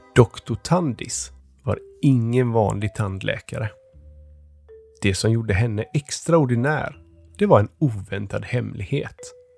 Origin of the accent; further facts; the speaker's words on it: Stockholm, Stockholm County, Sweden; jag kommer från Stockholm.